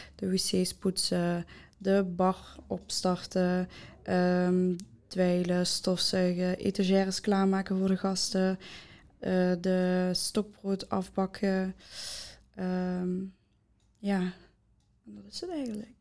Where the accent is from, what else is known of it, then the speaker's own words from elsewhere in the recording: Maastricht, Limburg, Netherlands; ik ben 19 jaar en ik kom van Maastricht